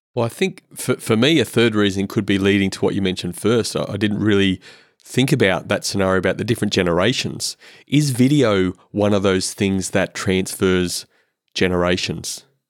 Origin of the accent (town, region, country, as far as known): Queensland, Australia